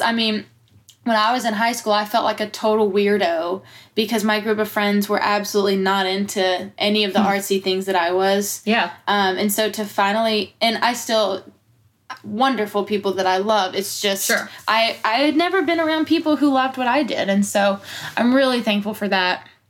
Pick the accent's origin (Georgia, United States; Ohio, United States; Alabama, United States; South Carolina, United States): South Carolina, United States; Pickens; moved away as an adult; now in Nashville, United States; I grew up in Pickens